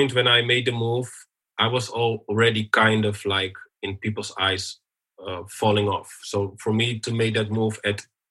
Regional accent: Amsterdam, North Holland, Netherlands; moved away as an adult; also born or lived in Turkey / United Arab Emirates / Germany; growing up in Belmer

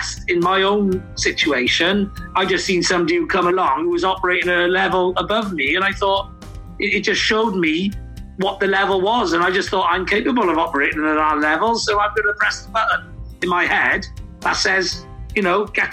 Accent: Wales, United Kingdom

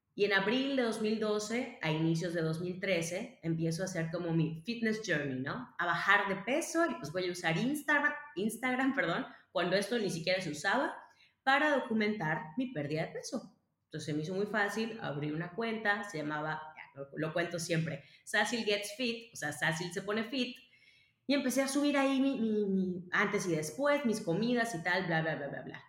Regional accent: Mérida, Yucatán, Mexico; nací en Mérida, Yucatán, México, un 14 de mayo

